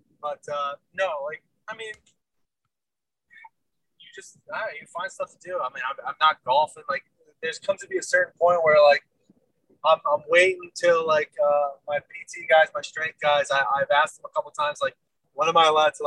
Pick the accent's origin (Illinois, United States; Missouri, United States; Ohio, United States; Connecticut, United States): Connecticut, United States; now in Arizona, United States; I'm from Connecticut